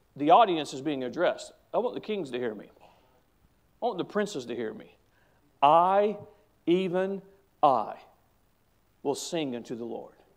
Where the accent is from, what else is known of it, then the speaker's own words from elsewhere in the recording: United States; as an American